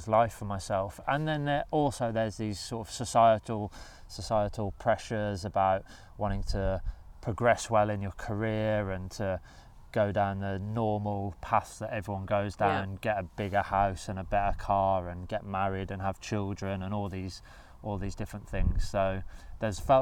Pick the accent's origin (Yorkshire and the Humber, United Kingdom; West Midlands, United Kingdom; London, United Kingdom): West Midlands, United Kingdom; Birmingham; I grew up in Birmingham and spent all of my childhood and most of my adult life living in Birmingham